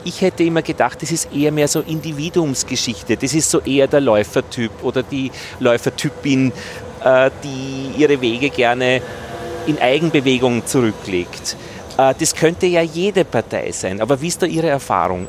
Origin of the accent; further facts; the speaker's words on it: Innviertel, Upper Austria, Austria; Ich bin ja aus Oberösterreich, aus dem Innviertel